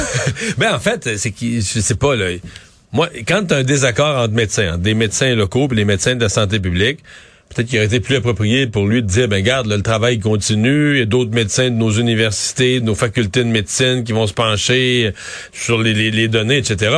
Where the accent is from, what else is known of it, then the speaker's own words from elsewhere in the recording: Bas-Saint-Laurent, Quebec, Canada; chez nous dans le Bas-Saint-Laurent